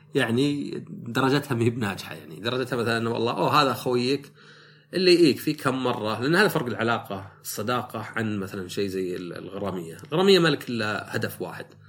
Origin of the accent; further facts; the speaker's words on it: Najd, Saudi Arabia; عندنا في السعوديه